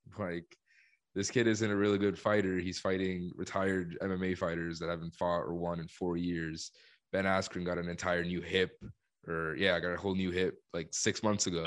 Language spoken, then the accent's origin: English; Colombia; moved away; I'm from Colombia